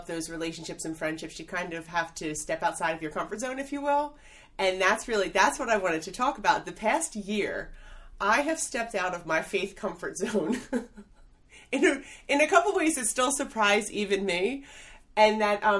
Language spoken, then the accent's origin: English; Philadelphia, Pennsylvania, United States; moved away as an adult; now in Honey Brook, United States; I grew up in Northeast Philadelphia.